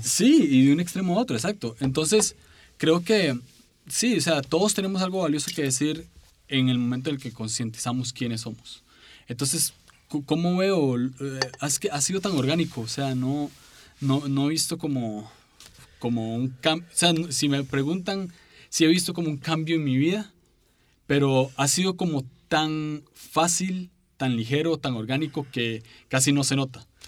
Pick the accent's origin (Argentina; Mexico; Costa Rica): Costa Rica; San José; soy de San José, Costa Rica